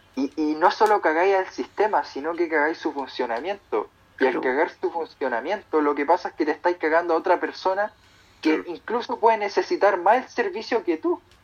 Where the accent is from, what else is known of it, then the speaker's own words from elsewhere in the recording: Chile; con una cultura como la chilena, weón, no te va a aguantar, weón. Ningún sistema va a funcionar con una cultura como la que tenemos